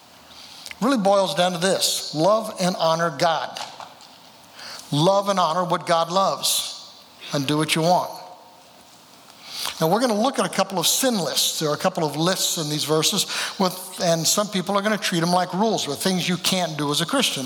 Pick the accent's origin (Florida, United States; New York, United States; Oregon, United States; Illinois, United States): Oregon, United States; moved away as an adult; also born or lived in California / Eugene, Oregon / Jenkins, Kentucky; now in Kentucky, United States; born in California, raised there in Oregon